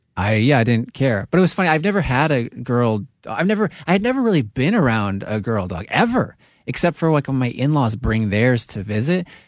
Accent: New Jersey, United States; I grew up in New Jersey on a meadow brook

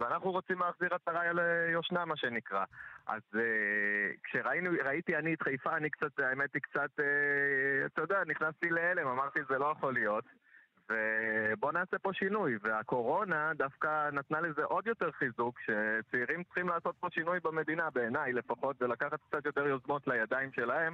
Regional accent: Central District, Israel; moved away as an adult; now in Haifa, Israel; אני במקור מהמרכז

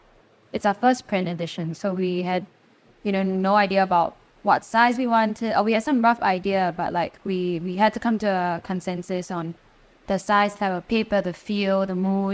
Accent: Singapore; we're all from Singapore and our interest really is in this country and our knowledge is also specifically for this country.

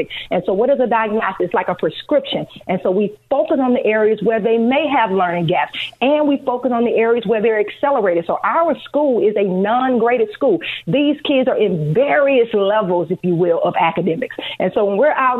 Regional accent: Louisiana, United States; moved away as an adult; now in Chicago, United States; We're originally from Louisiana. We've been in Chicago for 12 years

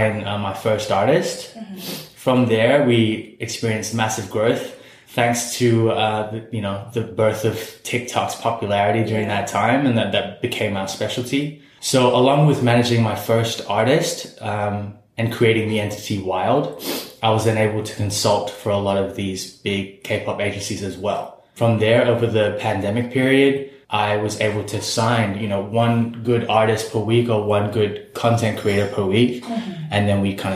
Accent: Singapore; I still happen to be from Singapore

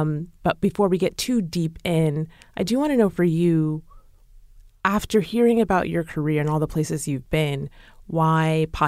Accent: Chicago, Illinois, United States; And I'm from Chicago, born and raised in Chicago.

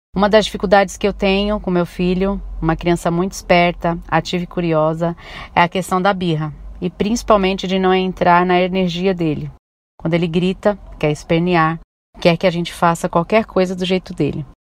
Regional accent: São Paulo, Brazil; sou da cidade de São Paulo

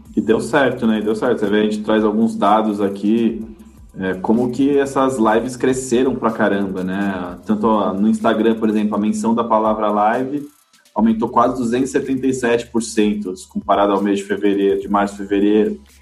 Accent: Brazil; como brasileiro

